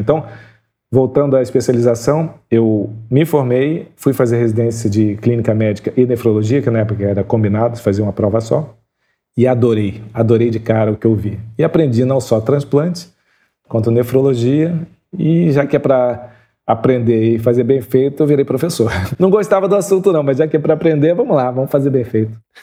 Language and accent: Portuguese; Duque de Caxias, Rio de Janeiro, Brazil; nasci em Xerém